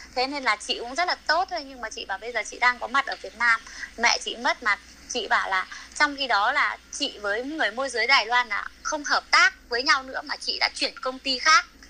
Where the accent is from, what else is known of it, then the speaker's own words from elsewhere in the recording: Đoan Hùng, Phú Thọ, Vietnam; moved away as an adult; also born or lived in Chiayi, Taiwan; em quê ở đoạn Hùng Phú Thọ